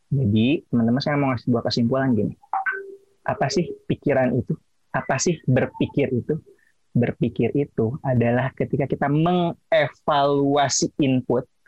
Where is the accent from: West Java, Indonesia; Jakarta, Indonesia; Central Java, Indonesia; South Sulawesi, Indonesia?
West Java, Indonesia; accent: Sundanese English; saya orang Sunda